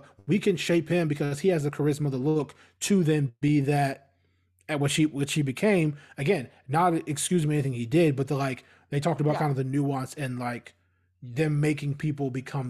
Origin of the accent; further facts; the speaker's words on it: Australia; them building a campus in New York was outreach, because we're Aussie.